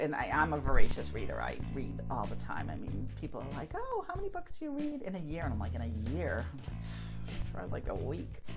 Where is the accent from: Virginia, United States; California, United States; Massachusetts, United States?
Massachusetts, United States; Haverhill; growing up in Haverhill, we were you know not too far from the ocean